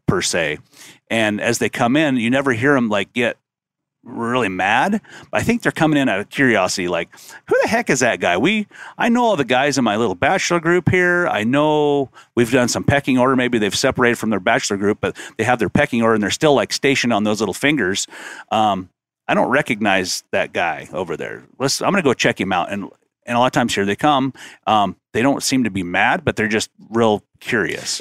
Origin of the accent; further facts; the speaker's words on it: North Idaho, United States; growing up in North Idaho, whitetail hunting with a rifle